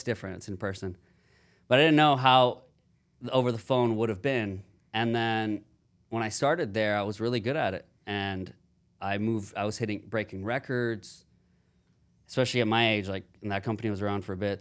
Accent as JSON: {"language": "English", "town": "Houston", "region": "Texas", "country": "United States", "tie": "born or raised there", "lives_now": "Austin, United States", "said": "I'm from Houston, Texas, born and raised"}